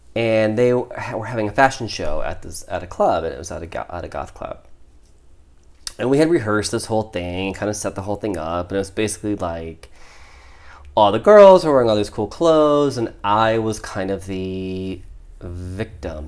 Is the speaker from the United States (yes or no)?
yes; Midwest, United States; I'm from the Midwest